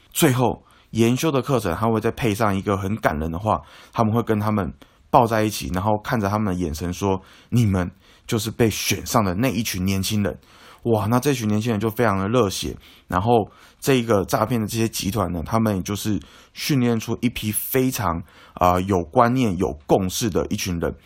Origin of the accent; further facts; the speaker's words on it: Taiwan; 我们台湾人